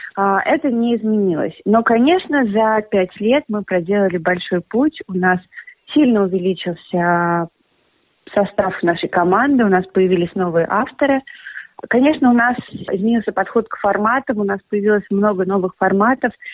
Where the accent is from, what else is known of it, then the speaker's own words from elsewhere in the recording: Russia; moved away; Он, как и я, изначально из России